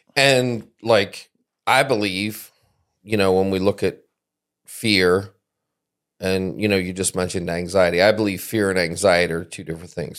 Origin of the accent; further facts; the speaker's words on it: East Coast, United States; now in South Central Michigan, United States; I grew up on the East Coast